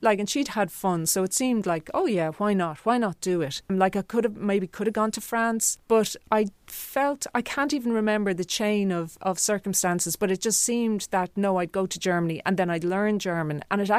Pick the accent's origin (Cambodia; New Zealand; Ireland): Ireland; You know, I feel very connected to being Irish, but I also feel very connected to being somebody with roots on the mainland continent.